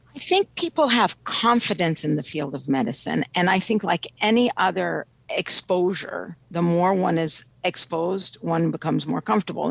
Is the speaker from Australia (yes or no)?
no; Ethiopia; now in Washington, D.C., United States; I'm originally from Ethiopia.